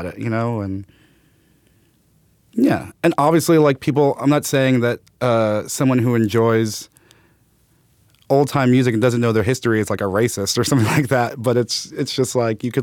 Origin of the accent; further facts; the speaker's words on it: New York City, New York, United States; I grew up in Brooklyn. Bed-Stuy, then Clinton Hill.